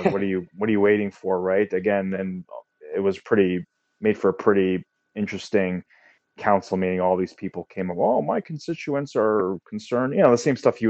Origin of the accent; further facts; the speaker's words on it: Oakville, Ontario, Canada; Jason and I grew up in Oakville, Ontario, Canada, which is what, 15 miles west of Toronto.